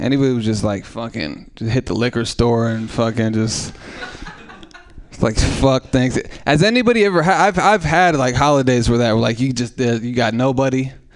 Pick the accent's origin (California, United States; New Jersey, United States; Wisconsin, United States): California, United States; Oakland; I'm from East Oakland.